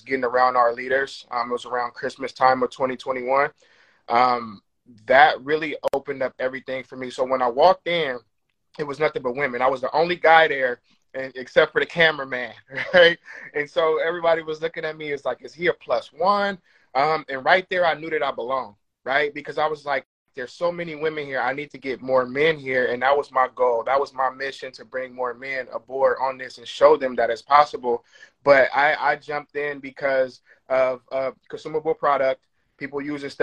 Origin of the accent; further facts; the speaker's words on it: Oakland, California, United States; I grew up in Oakland